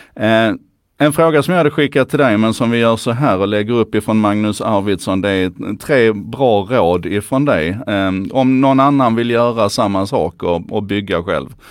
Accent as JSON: {"language": "Swedish", "region": "Skåne", "country": "Sweden", "said": "för mig som skåning"}